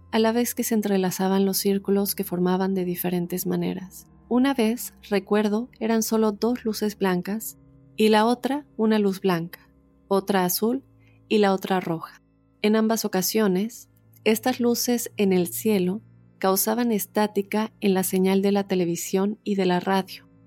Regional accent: Tijuana, Baja California, Mexico; vivo de lo más tranquilo y feliz al lado de mi familia. Nosotros somos de Tijuana, pero por ciertas circunstancias estamos acá.

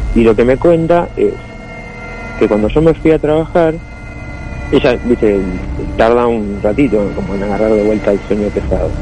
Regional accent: Burzaco, Buenos Aires Province, Argentina; also born or lived in Glew; Yo soy de Bursaco, acá de Gran Buenos Aires.

